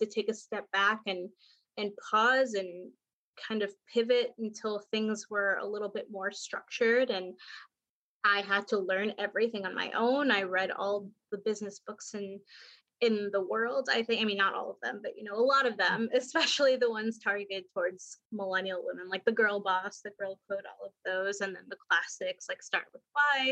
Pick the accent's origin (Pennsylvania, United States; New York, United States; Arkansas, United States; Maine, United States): New York, United States; New York City; moved away as an adult; also born or lived in South Florida; now in Portland, United States; I'm from New York, grew up in Queens, kind of bounced around after I graduated college.